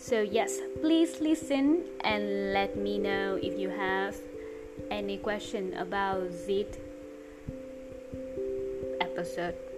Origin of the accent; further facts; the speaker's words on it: United States; Vietnamese is a second language; now in Hanoi, Vietnam; Mình 25 tuổi và mình là người Mỹ. Mình ở Hà Nội gần 2 năm rồi mình là giáo viên tiếng Anh ở một trường học tên là Language Link.